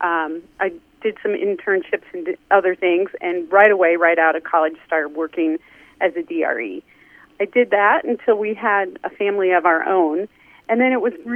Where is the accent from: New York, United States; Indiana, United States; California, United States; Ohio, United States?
Indiana, United States; I grew up in Indiana